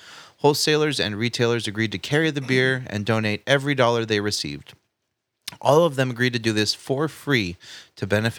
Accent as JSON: {"language": "English", "town": "Paradise", "region": "California", "country": "United States", "tie": "born or raised there", "said": "I mean, I considered Paradise my hometown."}